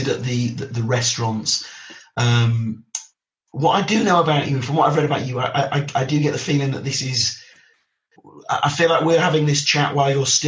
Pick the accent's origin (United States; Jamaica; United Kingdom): United Kingdom; Yorkshire and the Humber; now in London, United Kingdom; I'm not from London. I'm from Yorkshire